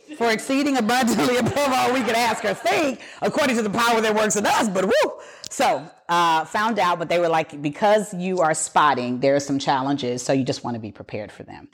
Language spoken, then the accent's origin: English; Pasadena, Texas, United States; born and raised in Pasadena